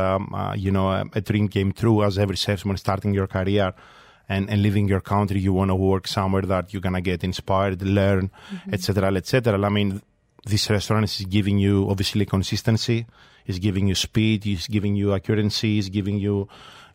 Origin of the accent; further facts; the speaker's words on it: Kalamata, Peloponnese, Greece; moved away; I grew up in Kalamata, small city, very much close to nature